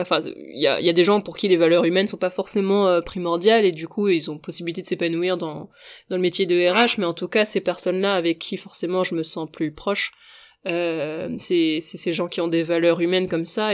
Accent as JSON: {"language": "French", "region": "Brittany", "country": "France", "said": "je suis bretonne"}